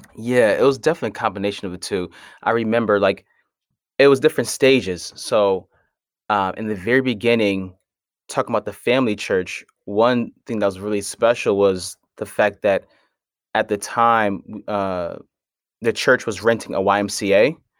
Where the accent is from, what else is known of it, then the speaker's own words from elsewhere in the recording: Hartford, Connecticut, United States; I'm from Hartford, Connecticut